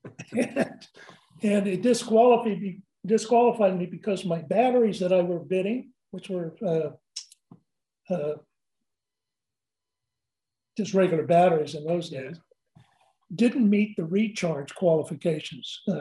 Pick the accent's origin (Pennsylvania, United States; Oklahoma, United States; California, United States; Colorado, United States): California, United States; Southern; also born or lived in Santa Clara, California; I was born and raised here in Southern California